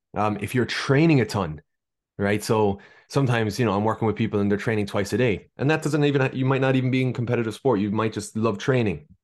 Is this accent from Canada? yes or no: no; Ireland; accent: Irish; moved away as an adult; now in Boston, United States; as you can hear from my accent, hailing from Ireland. I spent most of my life there, although I was born in Boston